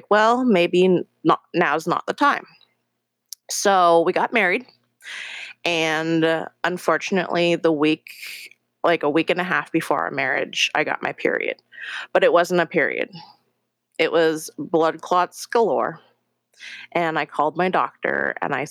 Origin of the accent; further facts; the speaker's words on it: Seattle, Washington, United States; also born or lived in Incheon, South Korea; I was adopted when I was 3 months old from Korea and brought to Seattle, Washington, where I've lived the last 35 years of my life